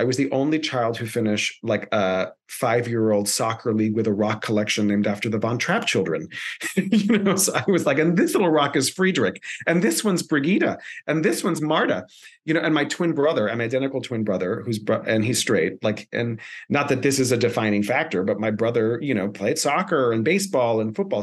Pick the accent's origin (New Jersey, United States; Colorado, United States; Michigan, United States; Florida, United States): Florida, United States; Miami; first language Spanish; English is a second language; So I was born and raised in Miami, Florida, proud uh, son of Cuban immigrants and also grandchild of Spanish immigrants. Spanish is my first language.